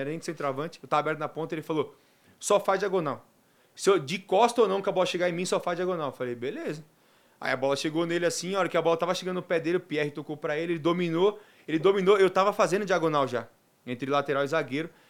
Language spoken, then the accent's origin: Portuguese; Mooca, São Paulo, Brazil; Terror da Moca, que é lá do meu bairro, né, de onde eu nasci e fui criado